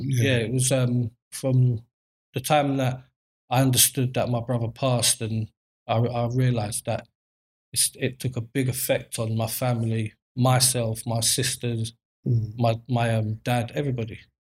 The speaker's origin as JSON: {"language": "English", "region": "London", "country": "United Kingdom", "tie": "born or raised there", "said": "I grew up in Southeast London, Peckham, born and raised all my life. Grew up with both parents in the household, but living in a broken home, basically."}